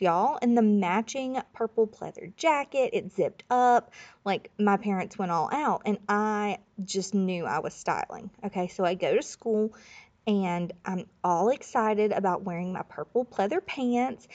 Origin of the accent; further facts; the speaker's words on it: Florida Panhandle, United States; I grew up in Florida, but it was the Panhandle, Florida, right next to Alabama